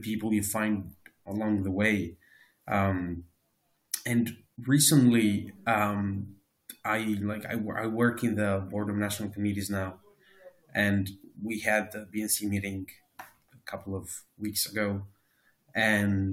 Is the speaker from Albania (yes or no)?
yes; Albania; moved away as an adult; also born or lived in Tirana, Albania / Belgium; I moved from Albania to Belgium for my master's